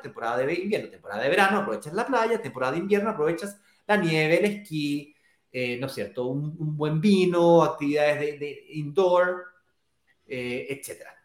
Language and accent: Spanish; Chile; mi país natal, Chile